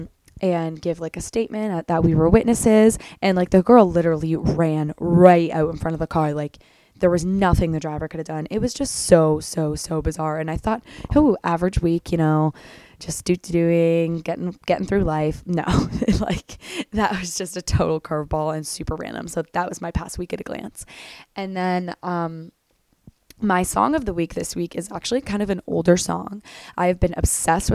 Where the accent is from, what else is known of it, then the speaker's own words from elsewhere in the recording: small town 2.5 hours from Toronto, Ontario, Canada; moved away as an adult; also born or lived in Belleville, Ontario / Ireland; now in Toronto, Canada; I grew up in a very, very, very small town, about 2.5 hours away from Toronto